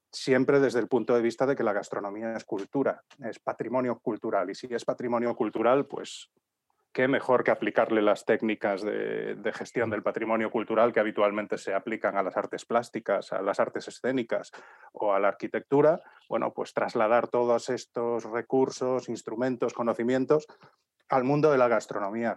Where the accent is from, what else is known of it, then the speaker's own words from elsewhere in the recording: Galicia, Spain; moved away as an adult; also born or lived in Vigo / Santiago de Compostela / Madrid / Seville; yo soy gallego y había vivido en distintas zonas de Galicia. Yo nací en Vigo, pero mis padres trabajaban allí. Me trasladé cuando tenía 10